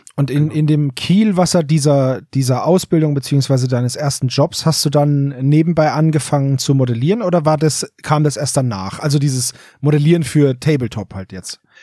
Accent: Franconia, Bavaria, Germany; ein Fellow Franconian

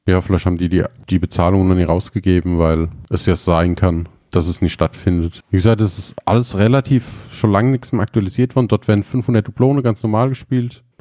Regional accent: Germany; bei uns in Deutschland

